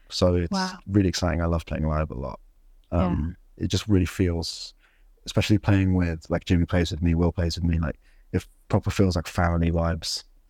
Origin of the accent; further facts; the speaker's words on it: Sudan; like I'm from Sudan and there was like a war